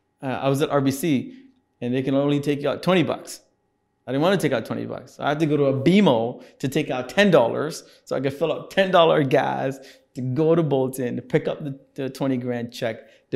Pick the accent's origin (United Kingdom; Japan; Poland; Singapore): Singapore; But, you know, when you're growing up in Singapore, this is the 80s, it's also one of the most racist places to be in.